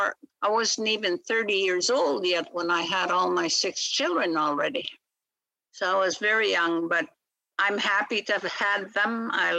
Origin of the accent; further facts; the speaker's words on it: Saskatchewan, Canada; first language Michif; English is a second language; also born or lived in British Columbia; I speak Michif. That is my mother tongue. I was born and raised speaking the language